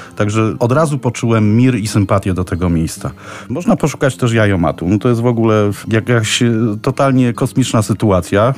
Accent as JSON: {"language": "Polish", "town": "Kraków", "region": "Lesser Poland", "country": "Poland", "also_born_or_lived": "Lublin region", "moved": "yes", "lives_now": "Lublin Voivodeship, Poland", "said": "pochodzę z Krakowa"}